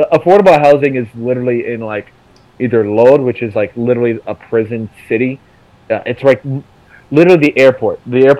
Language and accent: English; Hillsborough, North Carolina, United States; also born or lived in Israel; I've literally grown up in, you know, Durham, North Carolina, all my life. Or not even Durham, Hillsboro, which is a tiny fucking town right next door.